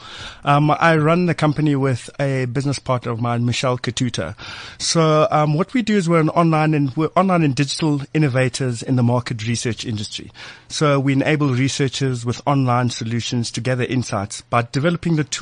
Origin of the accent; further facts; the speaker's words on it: Soweto, Gauteng, South Africa; I'm from Soweto. I'm from the township